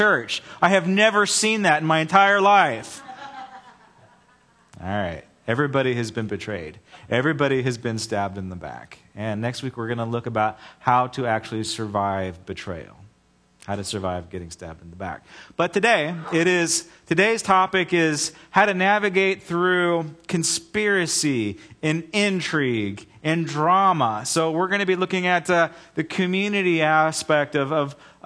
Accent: United States; I am first and foremost a Christian, and I'm an American second.

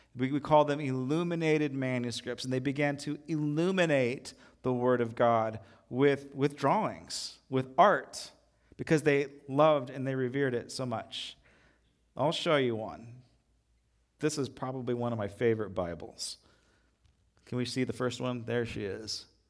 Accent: United States; as American Christians

